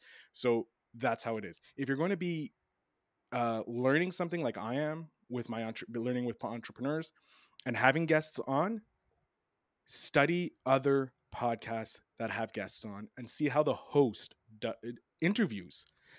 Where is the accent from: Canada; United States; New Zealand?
Canada; I'm sneaky. I'm Canadian. Like that's what we do.